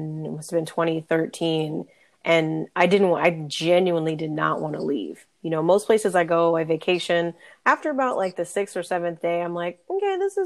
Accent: California, United States; also born or lived in North Carolina / Dallas, Texas; growing up in California

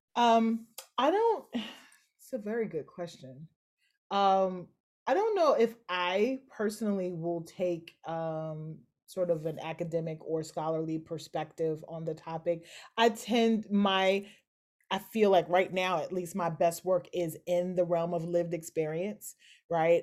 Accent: Kentucky, United States; moved away; also born or lived in Philadelphia; I'm born and raised in Kentucky

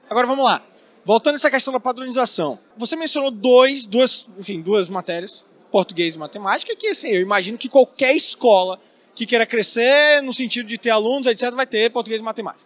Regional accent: interior of Bahia, Brazil; moved away as an adult; Eu vim do interior da Bahia, fiz escola é, particular, Fiz depois três anos de faculdade pública lá.

